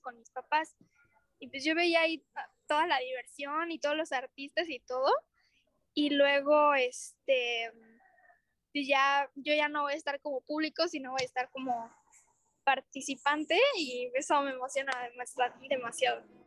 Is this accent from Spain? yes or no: no; Mexico; me emociona mucho tocar cosas mexicanas, pues, porque soy mexicana